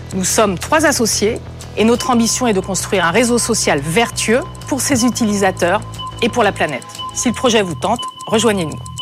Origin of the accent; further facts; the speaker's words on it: Brittany, France; moved away as an adult; je suis née en Bretagne, au bord de la mer, et quand je suis partie faire mes études